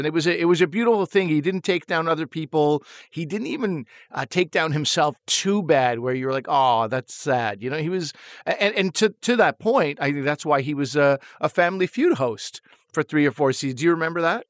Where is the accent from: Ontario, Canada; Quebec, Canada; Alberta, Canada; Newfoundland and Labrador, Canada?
Quebec, Canada; now in Toronto, Canada; I was from Quebec